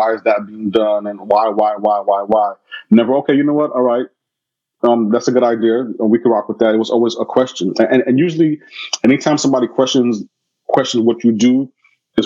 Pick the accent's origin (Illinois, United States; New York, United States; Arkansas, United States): New York, United States; New York City; moved away as an adult; also born or lived in Canada; I'm from Brooklyn